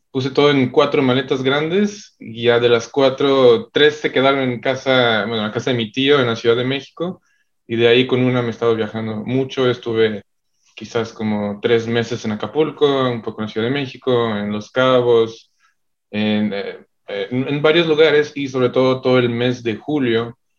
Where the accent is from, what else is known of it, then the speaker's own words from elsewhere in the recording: Switzerland; born there; Este, bueno, yo nací en Suiza, mi papá es suizo, mi mamá es mexicana y pues toda la vida he estado viajando bastante